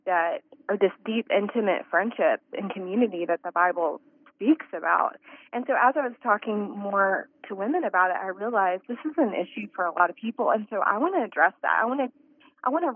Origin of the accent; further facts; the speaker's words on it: Texas, United States; moved away; I'm from Texas, too